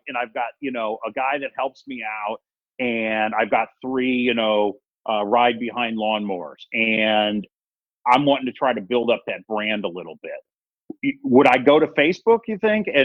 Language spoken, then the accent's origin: English; Missouri, United States; I grew up in Missouri